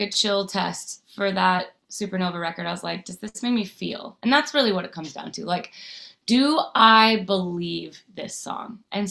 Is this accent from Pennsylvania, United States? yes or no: no; Nashville, Tennessee, United States; because I grew up in Nashville not really having, I had songwriter women to look up to, artist women to look up